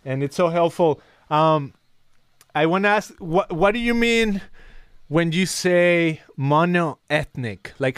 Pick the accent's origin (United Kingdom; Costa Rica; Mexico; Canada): Mexico; now in United States; Versus me, I was born in Mexico, and it was easier to say, oh, I'm Mexican, that's it.